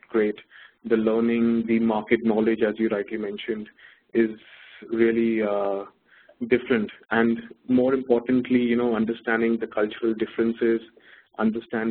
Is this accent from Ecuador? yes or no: no; Mumbai, Maharashtra, India; moved away as an adult; also born or lived in London / Johannesburg; now in Dubai, United Arab Emirates; I grew up in Mumbai, which is the financial capital of India, and that's where all my education has been